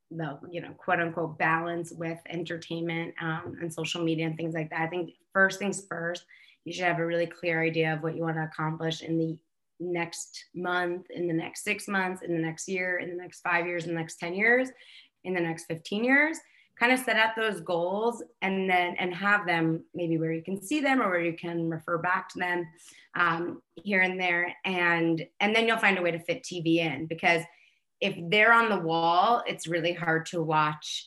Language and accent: English; New York, United States; I'm born and raised in New Yorker